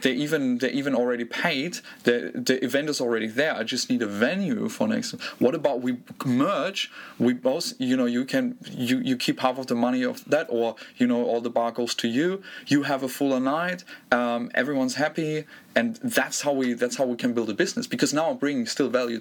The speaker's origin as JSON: {"language": "English", "country": "Germany", "tie": "born or raised there", "said": "I grew up in Germany"}